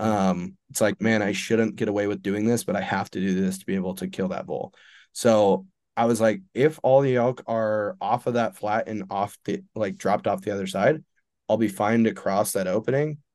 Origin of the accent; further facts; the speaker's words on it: Eastern Montana, United States; I'm from Eastern Montana, I live in Western Montana now.